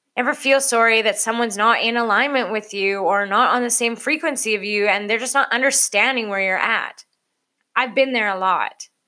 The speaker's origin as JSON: {"language": "English", "country": "Canada", "said": "I'm Canadian."}